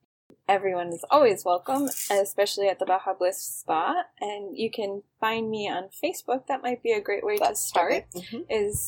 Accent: Cleveland, Ohio, United States; also born or lived in Florida; now in Mexico; So I'm an American. I grew up in Cleveland, Ohio, and then lived in Florida. I've lived in Mexico for about 7 years now.

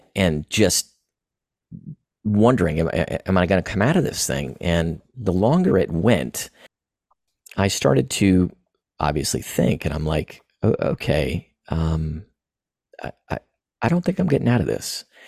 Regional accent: Florida, United States; also born or lived in East Tennessee; I was born and raised in Florida, um, currently in Florida now

